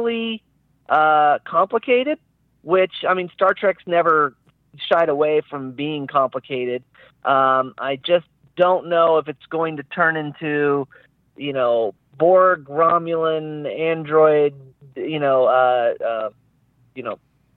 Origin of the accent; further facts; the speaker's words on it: Terre Haute, Indiana, United States; moved away as an adult; also born or lived in California; my hometown in Indiana, in Terre Haute